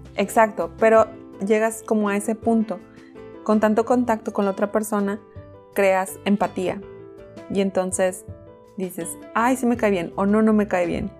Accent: Mexico; como buena mexicana.

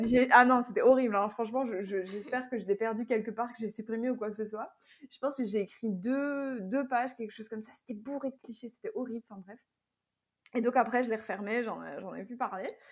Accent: Belgium; je viens de Belgique et j'habite toujours en Belgique.

